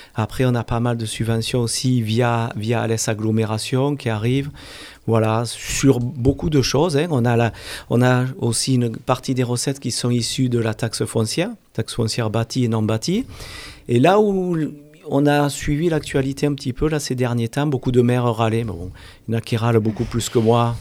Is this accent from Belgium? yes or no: no; Alès, Occitania, France; also born or lived in Montpellier; je suis alésien à la base. Hein. Je suis né à Alès, à Saint-Christol depuis quand j'avais l'âge de 5 ans sur Saint-Christol